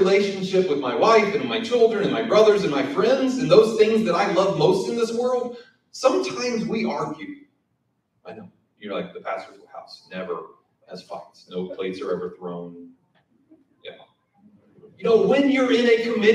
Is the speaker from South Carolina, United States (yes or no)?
yes; South Carolina, United States; moved away; also born or lived in Siler City, North Carolina; I'm from South Carolina. We don't talk right.